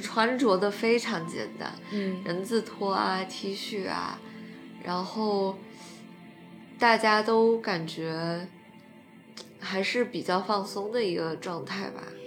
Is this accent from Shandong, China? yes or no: no; Chongqing, China; accent: Chongqing dialect; 我的老家，人们也是喜欢 用重庆话讲